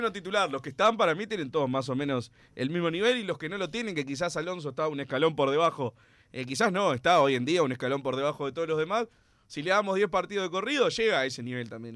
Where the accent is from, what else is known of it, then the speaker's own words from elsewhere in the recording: Uruguay; somos uruguayos